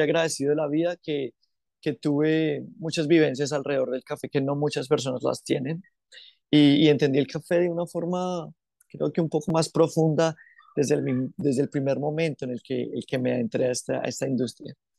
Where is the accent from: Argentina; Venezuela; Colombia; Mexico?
Colombia; also born or lived in Bogotá / Quindío; now in Australia; yo nací en Bogotá, eh, pero yo, yo tenía un problema en la piel y toda mi familia viene del eje cafetero, que es Manizales, Pereira, Armenia, el Quindío. Y yo me crié entre el Quindío y Bogotá